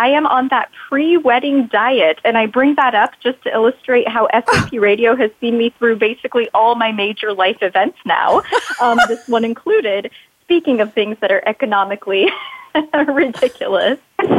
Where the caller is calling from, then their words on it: Portland, Oregon, United States; I'm calling today from rainy Portland, Oregon